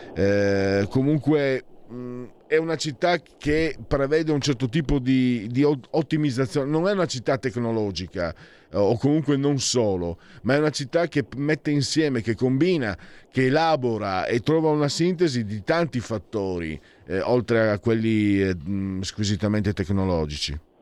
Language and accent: Italian; Friuli-Venezia Giulia, Italy; now in Milan, Italy; sono un grossolano, sono un provinciale, vengo dal Friuli